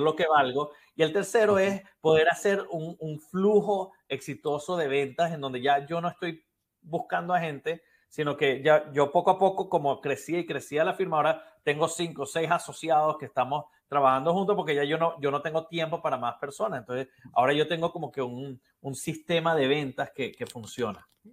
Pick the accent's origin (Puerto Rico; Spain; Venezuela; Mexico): Venezuela; moved away as an adult; now in Miami, United States; soy originalmente de Venezuela también